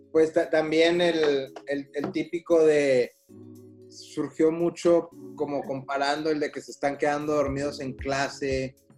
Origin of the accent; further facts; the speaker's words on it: Mexico; así somos los mexicanos